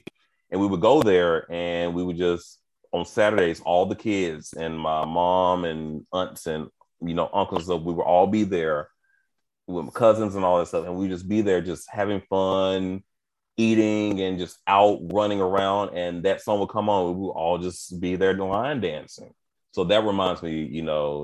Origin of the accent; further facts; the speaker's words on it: Houston, Texas, United States; also born or lived in Spartanburg, South Carolina; I was born in Spartanburg, South Carolina, and then I moved to Houston when I was five